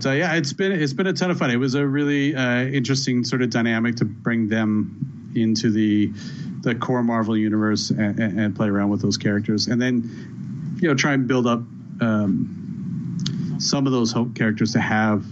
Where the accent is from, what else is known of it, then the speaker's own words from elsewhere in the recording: Canada; Being a Canadian